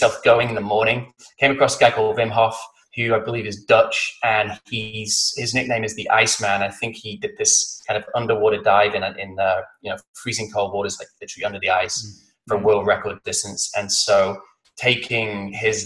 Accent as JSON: {"language": "English", "town": "Blackpool", "region": "North West England", "country": "United Kingdom", "also_born_or_lived": "London / Austin, Texas", "moved": "yes", "lives_now": "San Diego, United States", "said": "I'm from the northwest of England. I was born in a place called Blackpool, which is on the coast"}